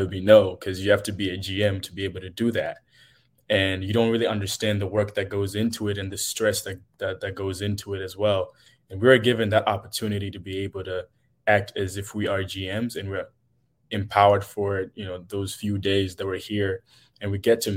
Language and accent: English; Zimbabwe; moved away; I'm from Zimbabwe, actually, in Southern Africa